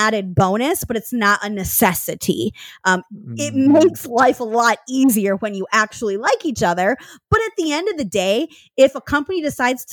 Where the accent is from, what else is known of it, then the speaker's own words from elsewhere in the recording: Michigan, United States; moved away as an adult; also born or lived in Seattle; which is what brought me out to that city in 2011 from my hometown in Michigan